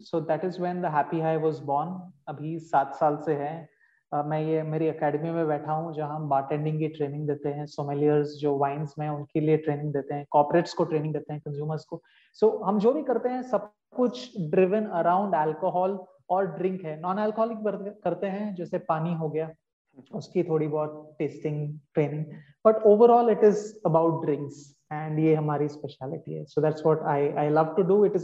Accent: Mumbai, Maharashtra, India; मैं मुंबई का रहने वाला हूँ एंड मैं फूड एंड बेवरेजेस से करीबन अभी 20 साल से एसोसिएटेड हूँ

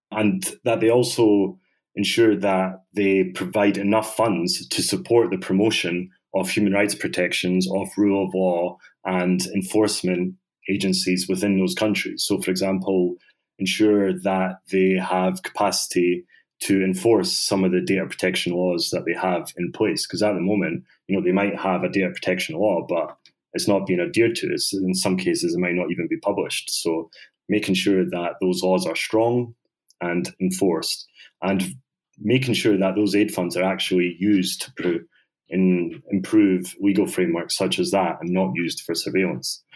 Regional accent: Scotland, United Kingdom; also born or lived in Bosnia; I was brought up in Scotland

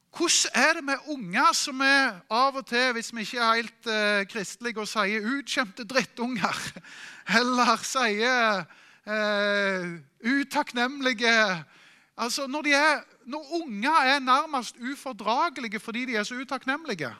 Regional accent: Norway; Vi er nordmenn

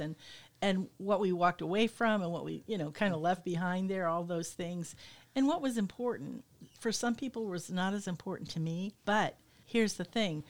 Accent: United States; both as an American and as a woman

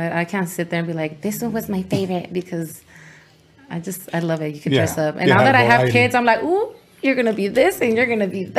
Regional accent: San Bernardino, California, United States; first language Spanish; English is a second language; also born or lived in Glendora, California / El Monte, California / Guanajuato, Mexico / Los Angeles, California; I grew up everywhere. Well, not everywhere. I grew up in San Bernardino.

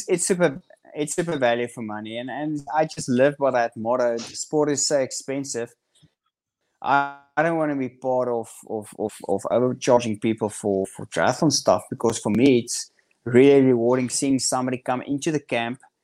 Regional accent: South Africa; grew up in Central South Africa, which is um, it's the countryside of South Africa

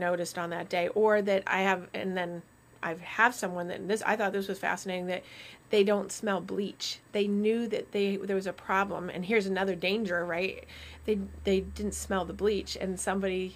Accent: Vermont, United States; Growing up in Vermont, I can detect like snow in the air

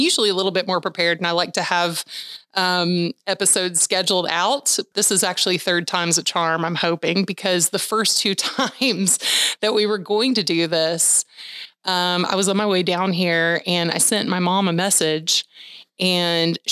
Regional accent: Peachtree City, Georgia, United States; my hometown of Peachtree City, Georgia

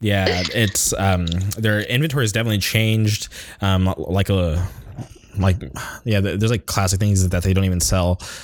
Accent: Palm Springs, California, United States; moved away as an adult; also born or lived in Orange County; when I grew up in Palm Springs

